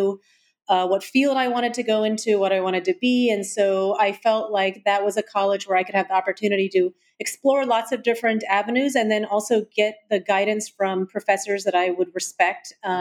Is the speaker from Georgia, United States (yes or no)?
yes; Atlanta, Georgia, United States; moved away; I had a wonderful experience growing up there.